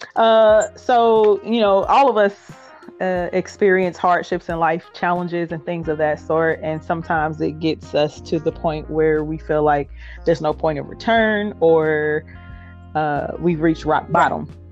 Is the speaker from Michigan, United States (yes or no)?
no; Indianapolis, Indiana, United States; I am from Indianapolis, Indiana, and I still reside here.